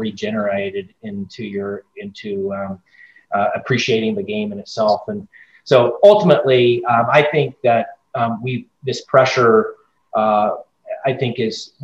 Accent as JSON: {"language": "English", "region": "Northern California", "country": "United States", "tie": "born or raised there", "moved": "as an adult", "lives_now": "Chicago, United States", "said": "I grew up in Northern California"}